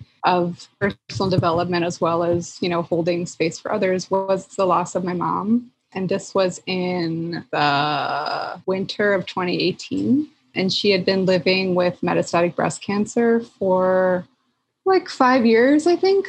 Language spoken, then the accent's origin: English; Philadelphia, Pennsylvania, United States; moved away as an adult; also born or lived in Chicago; I'm from Philly